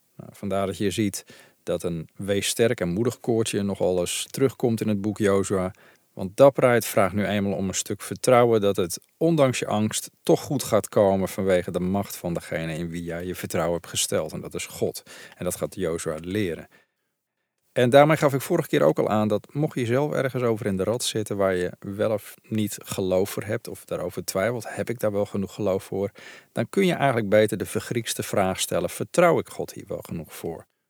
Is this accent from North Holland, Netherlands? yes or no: no; Veluwe, Gelderland, Netherlands; ik ben zelf opgegroeid op de Veluwe